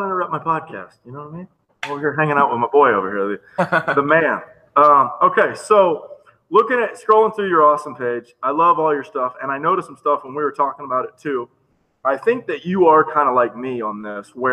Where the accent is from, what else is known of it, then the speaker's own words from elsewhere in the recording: Florida, United States; Me being from a small area, even though I am from Florida